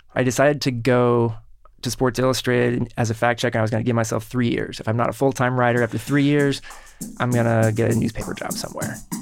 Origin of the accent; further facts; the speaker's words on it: Kansas City, Kansas, United States; in Kansas City where I grew up